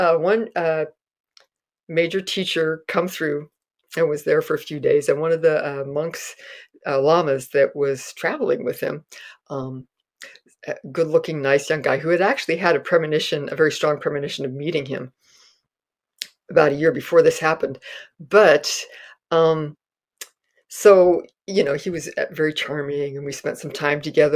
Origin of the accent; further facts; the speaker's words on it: Castro Valley, California, United States; growing up in Castro Valley